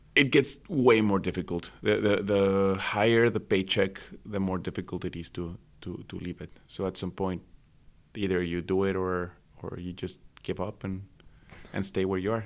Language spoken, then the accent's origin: English; Mexico City, Mexico; also born or lived in Midwest, United States / Cincinnati, United States / Guangzhou, China; now in Vancouver, Canada; I was born in Mexico City